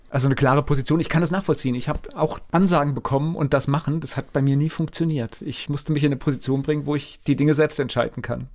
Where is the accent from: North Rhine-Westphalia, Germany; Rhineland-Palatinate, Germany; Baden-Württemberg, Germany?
Rhineland-Palatinate, Germany; Verbandsgemeinde Bodenheim; ich komme ja aus der Verbandsgemeinde Bodenheim